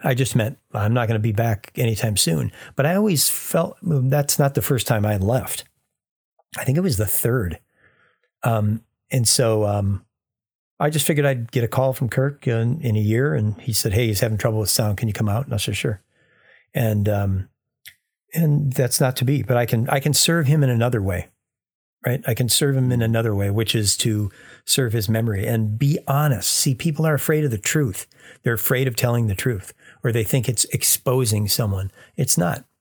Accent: United States; I'm an American engineer

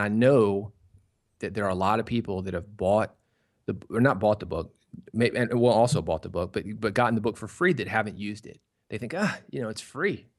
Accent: Nashville, Tennessee, United States; I was born in Nashville

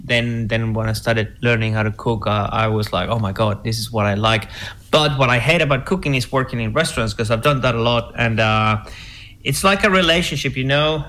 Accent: Venezuela; moved away; I say it in my show and that I'm from Venezuela.

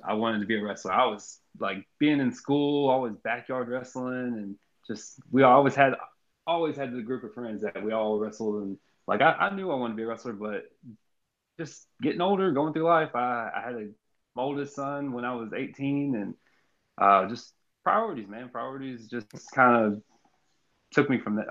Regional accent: Jasper, Texas, United States; also born or lived in Austin, Texas / Kirbyville, Texas; we moved from Austin to Jasper, Texas and, or Kirbyville, Texas

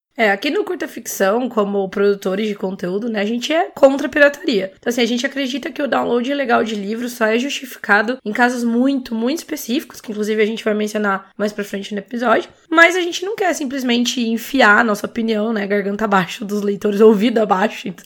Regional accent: interior of São Paulo, Brazil; Eu sou do interior de, de São Paulo

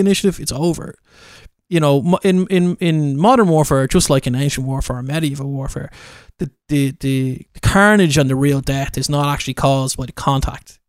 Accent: Ireland; I am an Irish guy

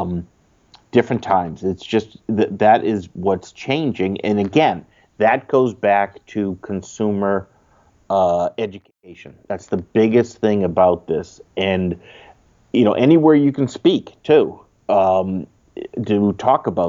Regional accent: Sudbury, Massachusetts, United States; I grew up in the suburbs of Boston, a town called Sudbury, and I now live in the next town over from that.

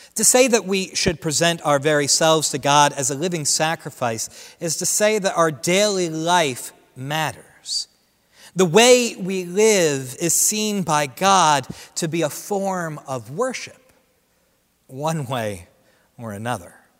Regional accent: Central New Jersey, United States; Central New Jersey, where I grew up

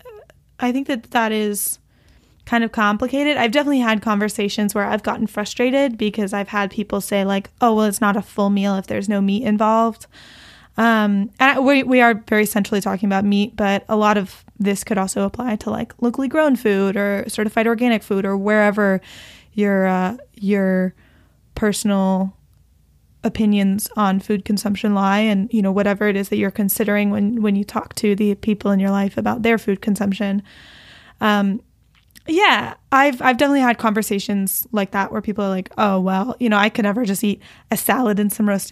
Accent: Texas, United States; I come from a family where, like, my uncle used to run cattle, and, like, it's like, you know, we're from Texas.

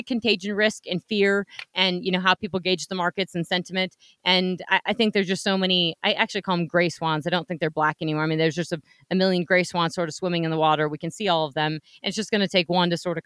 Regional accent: Black Hills, Wyoming, United States; I spent a lot of time growing up in the Black Hills in Wyoming.

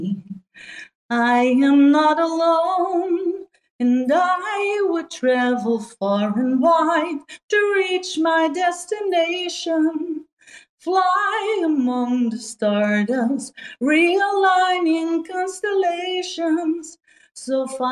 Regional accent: Netherlands; I'm from Holland

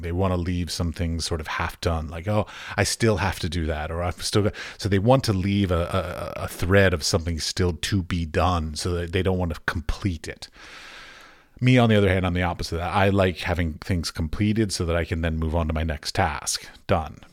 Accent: United States; moved away as an adult; now in Prague, Czech Republic; I'm an American artist living in Europe

